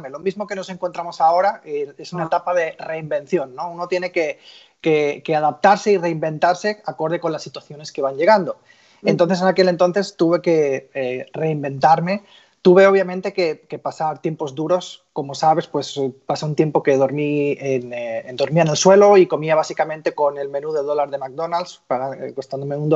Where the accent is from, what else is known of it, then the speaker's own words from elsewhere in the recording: Barcelona, Catalonia, Spain; moved away as an adult; now in United States; como pueden escuchar un poquito por mi acento, aunque ya está un poquito más, más diluido, soy español, nacido en, en Barcelona y vine a Estados Unidos hace como 20 años como futbolista